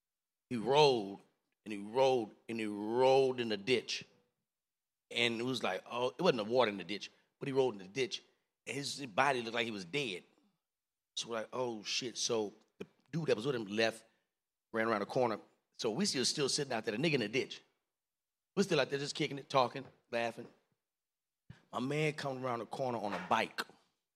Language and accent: English; Alexandria, Louisiana, United States; I come from Alexandria, Louisiana.